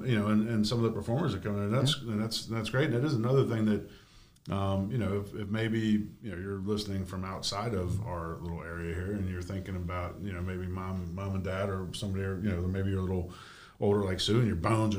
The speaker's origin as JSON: {"language": "English", "town": "Bangor", "region": "Maine", "country": "United States", "tie": "born or raised there", "also_born_or_lived": "Washington, D.C.", "moved": "yes", "lives_now": "Greenacres, United States"}